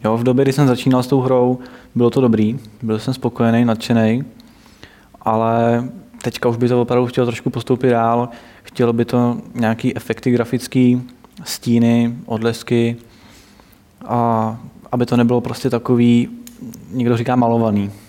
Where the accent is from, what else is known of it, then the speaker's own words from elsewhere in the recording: Plzeň, Plzeň Region, Czechia; já jsem z Plzně